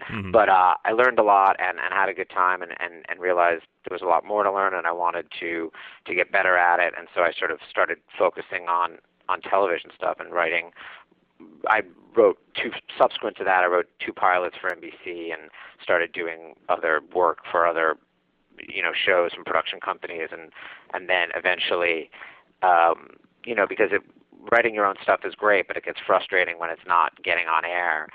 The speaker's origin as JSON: {"language": "English", "town": "New York City", "region": "New York", "country": "United States", "said": "I'm from Manhattan"}